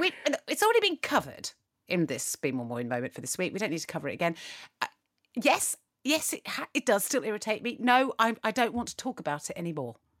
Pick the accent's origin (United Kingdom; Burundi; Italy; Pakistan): United Kingdom; we, as British people